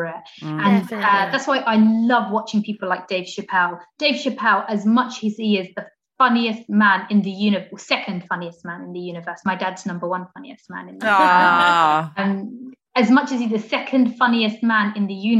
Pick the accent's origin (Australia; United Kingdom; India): United Kingdom; Portsmouth, South East England; I was the only black African girl in my school growing up in Portsmouth